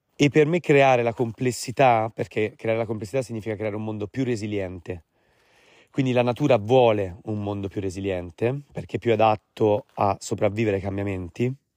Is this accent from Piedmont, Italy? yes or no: no; Tuscan Apennines, Tuscany, Italy; Io sono cresciuto, malgrado sono di origini romane, sono cresciuto nell'Appennino toscano, in mezzo alle montagne